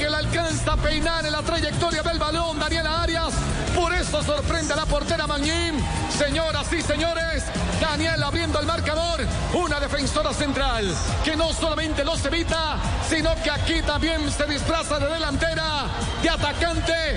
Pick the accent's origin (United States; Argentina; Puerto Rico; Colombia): Colombia; Manizales, Caldas; mi tierrita? ¿Por qué en Manizales